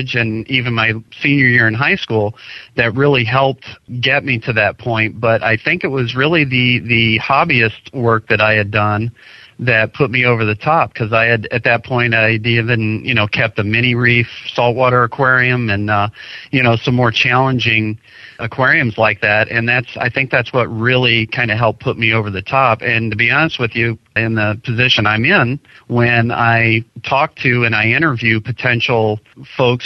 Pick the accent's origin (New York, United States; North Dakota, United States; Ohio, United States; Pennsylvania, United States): Ohio, United States; I'm from Ohio, so I used to go to Cedar Point when I was younger